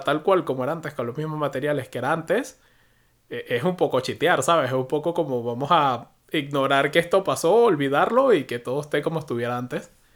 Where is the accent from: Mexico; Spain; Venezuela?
Venezuela; moved away as an adult; also born or lived in United Kingdom; Yo nunca he usado blocker hasta que salí de Venezuela